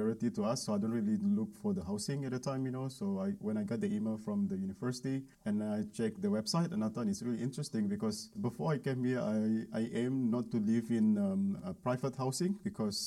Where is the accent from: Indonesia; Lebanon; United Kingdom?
Indonesia; moved away as an adult; now in Malmö, Sweden; I'm from Indonesia